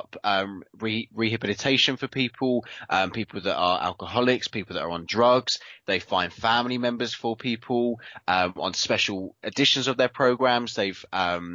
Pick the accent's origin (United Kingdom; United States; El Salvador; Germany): United Kingdom; we are very British